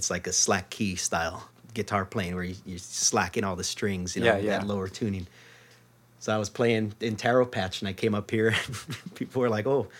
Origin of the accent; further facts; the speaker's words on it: Maui, Hawaii, United States; moved away as an adult; now in Seattle, United States; I'm from Maui.